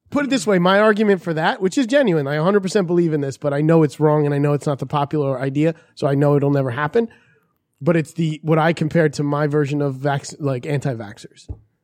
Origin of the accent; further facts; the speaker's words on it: New York City, New York, United States; also born or lived in Brooklyn; As a guy who was born in Queens, I like to say I'm Brooklyn, but I was born in Queens.